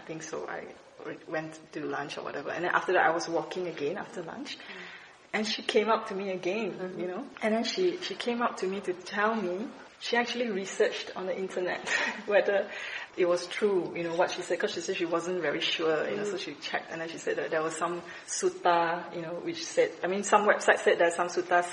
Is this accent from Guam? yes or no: no; Malaysia; I was from Malaysia